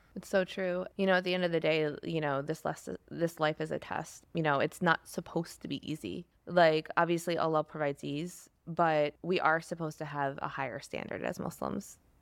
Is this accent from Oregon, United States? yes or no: no; East Lansing, Michigan, United States; I grew up in East Lansing, Michigan, suburban area